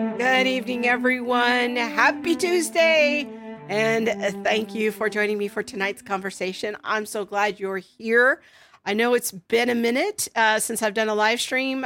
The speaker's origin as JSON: {"language": "English", "country": "United States", "said": "I, as an American"}